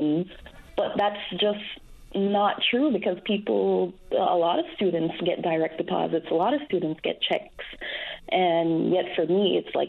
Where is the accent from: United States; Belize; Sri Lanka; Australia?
Belize; moved away as an adult; now in Newfoundland and Labrador, Canada; That's where I'm from, Belize